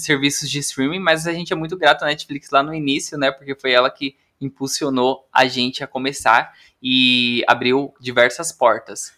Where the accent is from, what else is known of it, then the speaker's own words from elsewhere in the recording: interior of Paraná, Brazil; moved away as an adult; now in São Paulo, Brazil; eu também sou do interior do Paraná